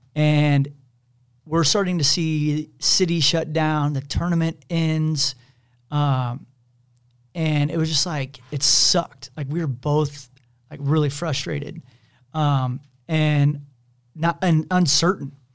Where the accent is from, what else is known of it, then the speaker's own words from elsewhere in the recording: Kansas City, United States; I grew up in Kansas City